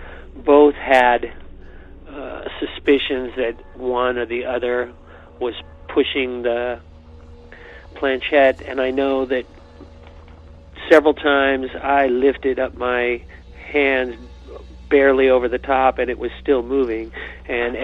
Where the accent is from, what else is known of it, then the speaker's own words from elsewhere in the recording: Dublin, California, United States; My family moved to Dublin in 1966 and bought our house